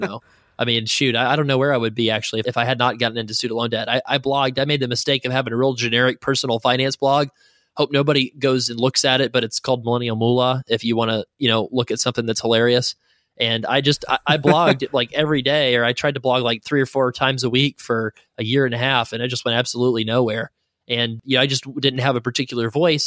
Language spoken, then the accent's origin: English; the South, United States; now in Saint Louis, United States; I'm from the South